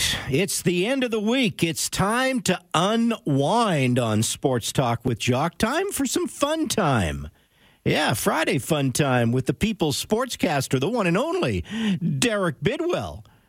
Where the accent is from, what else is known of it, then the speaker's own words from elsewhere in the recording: Scotland, United Kingdom; So I'm Scottish. Okay, I'm cheap, so I don't like paying extra